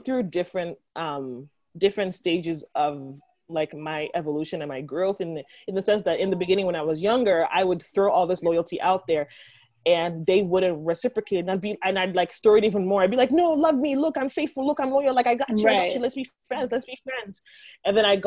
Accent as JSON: {"language": "English", "country": "Nigeria", "said": "being Nigerian"}